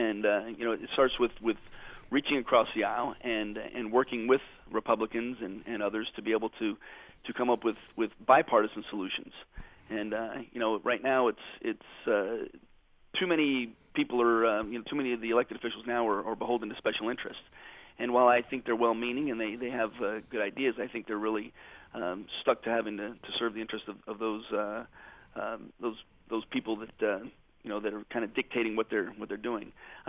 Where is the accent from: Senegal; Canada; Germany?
Germany; born there; I grew up as an Army brat. I was born in Germany to the son of a career Army officer.